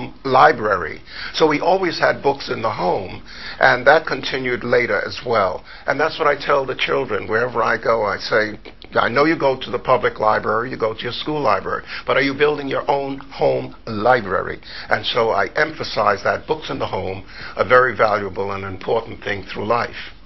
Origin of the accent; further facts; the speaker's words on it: New York City, New York, United States; also born or lived in Harlem; I grew up in New York City, born in Harlem, raised in the Bronx